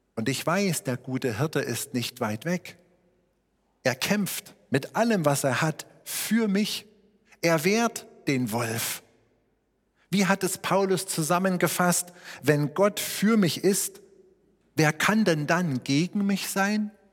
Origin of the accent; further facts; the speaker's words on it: Schneeberg, Saxony, Germany; meine Heimatstadt Schneeberg immer so 22.000 Einwohner hatte